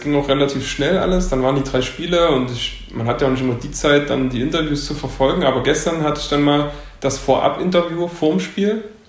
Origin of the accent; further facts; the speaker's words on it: Leipzig, Saxony, Germany; ich komme aus Leipzig und war nie woanders